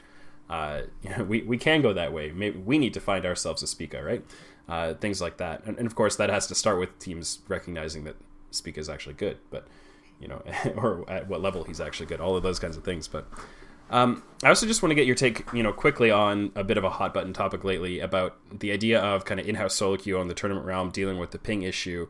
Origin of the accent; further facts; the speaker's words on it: Canada; as a Canadian